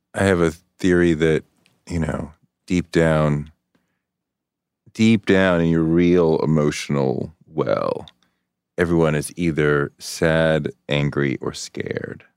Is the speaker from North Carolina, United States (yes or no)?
no; Boston, Massachusetts, United States; moved away; I grew up in Boston